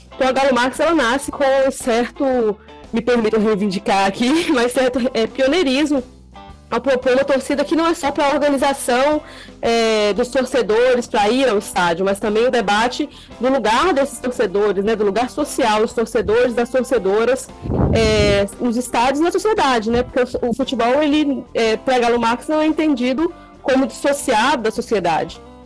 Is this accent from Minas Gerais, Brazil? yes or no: yes; interior of Minas Gerais, Brazil; now in Vila Velha, Brazil; eu sou do interior de Minas, mas eu moro há mais de 10 anos, vai fazer mais de 10 anos, né, no, no Espírito Santo, aqui em Vila Velha